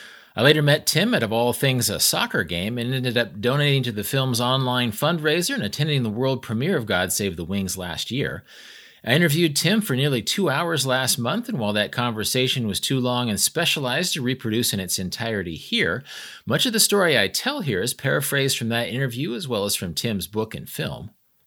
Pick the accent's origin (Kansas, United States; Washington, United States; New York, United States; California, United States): Kansas, United States; Wichita; I grew up in Wichita in the 1980s, and having English and Danish and Ecuadorian soccer players as hometown heroes when I was a kid made it seem like my home amounted to something important.